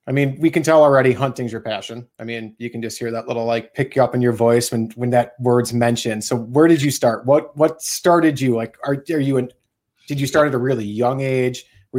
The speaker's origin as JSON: {"language": "English", "region": "Wisconsin", "country": "United States", "said": "I'm also a Wisconsin local."}